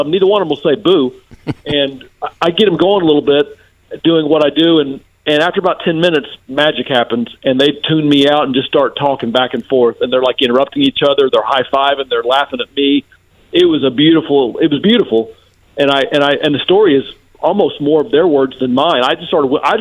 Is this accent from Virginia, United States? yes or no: no; Macon, Georgia, United States; I'm from Macon, Georgia